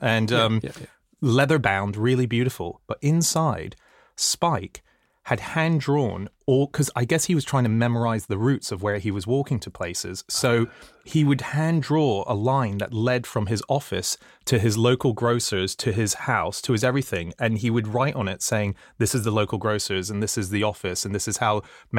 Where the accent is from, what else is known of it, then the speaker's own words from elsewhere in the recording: Hong Kong; I grew up in Hong Kong, which was a very bizarre place to grow up in.